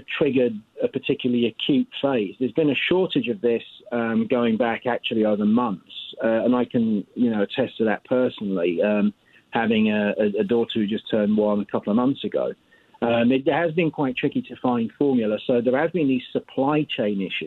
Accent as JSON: {"language": "English", "country": "United Kingdom", "moved": "yes", "lives_now": "United States", "said": "I'm actually from Europe, from the UK."}